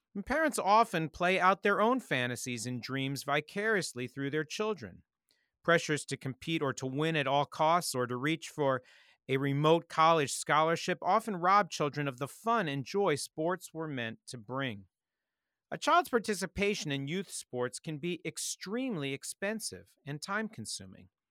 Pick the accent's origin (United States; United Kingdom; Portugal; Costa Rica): United States; Montgomery County, D.C., Maryland; Growing up outside Washington, D C, and Montgomery County